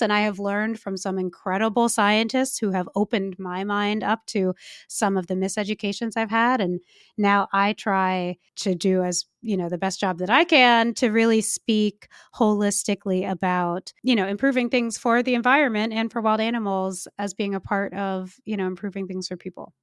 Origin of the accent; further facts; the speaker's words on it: California, United States; I'm from California